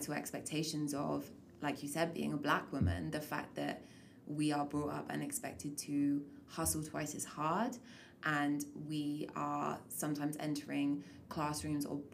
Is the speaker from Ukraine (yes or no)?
no; England, United Kingdom; now in Canada; I was born in England. I've moved to Canada.